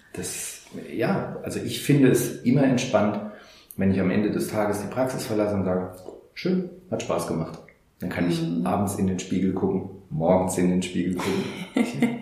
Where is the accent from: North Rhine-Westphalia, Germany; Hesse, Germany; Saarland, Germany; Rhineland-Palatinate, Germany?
Saarland, Germany; hier bei uns im Saarland ähm, gibt es sehr viel ähm, Hütten- und äh, Bergbauindustrie und ich hatte damals, also das war 1984, die Ausbildung